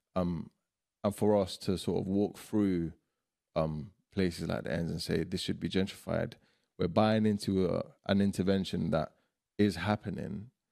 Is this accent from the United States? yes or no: no; London, United Kingdom; also born or lived in Iraq; growing up in Ends